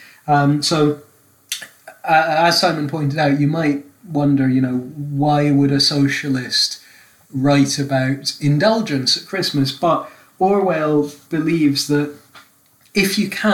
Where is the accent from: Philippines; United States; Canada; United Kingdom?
United Kingdom; Scotland; I'm Scottish